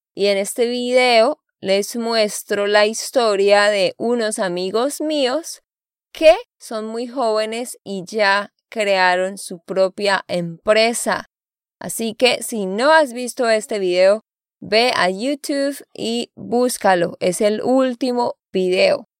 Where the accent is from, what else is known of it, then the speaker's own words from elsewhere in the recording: Santander, Colombia; de Santander, Colombia